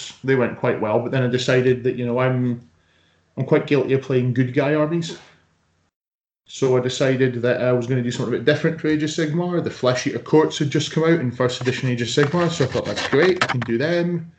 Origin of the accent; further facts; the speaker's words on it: Aberdeen, Scotland, United Kingdom; I'm that guy from Aberdeen